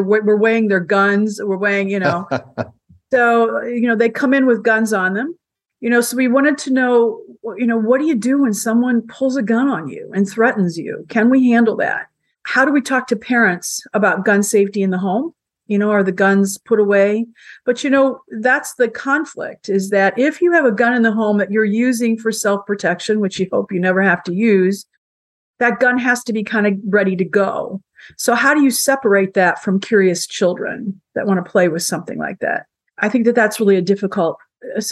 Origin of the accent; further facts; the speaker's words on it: Indiana, United States; I'm from Indiana.